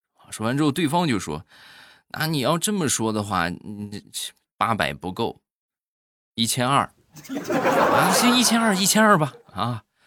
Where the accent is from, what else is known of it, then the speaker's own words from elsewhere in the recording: Shandong, China; 还有就是我们山东的黄焖鸡米饭